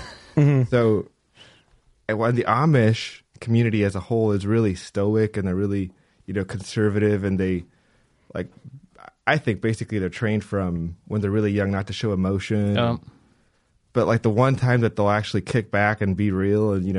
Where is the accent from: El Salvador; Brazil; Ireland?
El Salvador; moved away as an adult; also born or lived in Thailand; now in Ohio, United States; I grew up in El Salvador, Central America. Lived there for 25 years